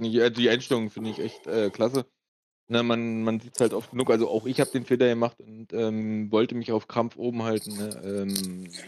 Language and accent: German; Cologne, North Rhine-Westphalia, Germany; Ich war in Dresden als Kölner mit Köln-Klamotten im K-Block